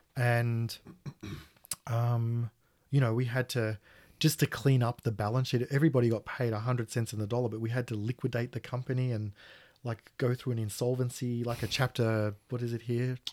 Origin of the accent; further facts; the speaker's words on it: Australia; being Australian